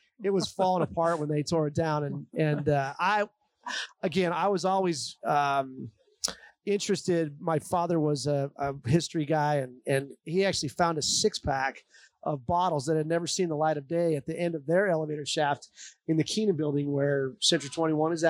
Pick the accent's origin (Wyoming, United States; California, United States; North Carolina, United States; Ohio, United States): Wyoming, United States; Sheridan; as a kid growing up in Sheridan, the old Sheridan brewery was on the property where Whitney Commons is now